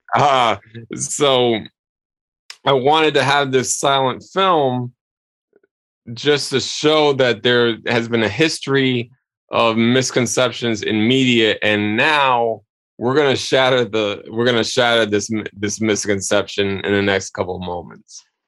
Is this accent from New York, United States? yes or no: yes; New York City, New York, United States; local television here in in my hometown